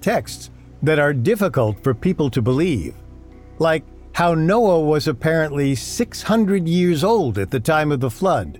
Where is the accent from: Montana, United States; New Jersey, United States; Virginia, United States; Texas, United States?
New Jersey, United States; I grew up in New Jersey